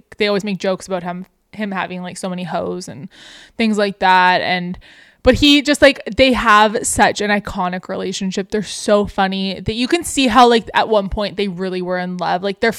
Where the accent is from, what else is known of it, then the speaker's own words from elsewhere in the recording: Canada; apparently huge thing in the States because we're Canadian.